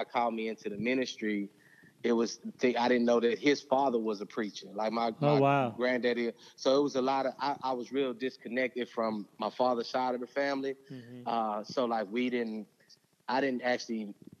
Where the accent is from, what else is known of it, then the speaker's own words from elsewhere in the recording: Houston, Texas, United States; I was born and raised in Houston, Texas